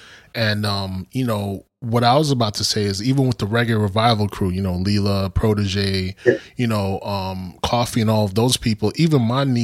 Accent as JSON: {"language": "English", "town": "New York City", "region": "New York", "country": "United States", "tie": "born or raised there", "said": "we've survived a lot growing up in Brooklyn"}